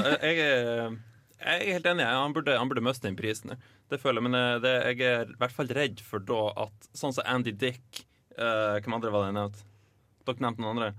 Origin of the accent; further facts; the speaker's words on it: Lofoten, Nordland, Norway; Heim i Lofoten, der jeg er fra